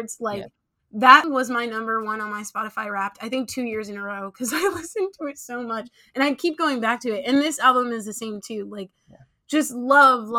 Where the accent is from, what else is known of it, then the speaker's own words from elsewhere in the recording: Nigeria; I am Nigerian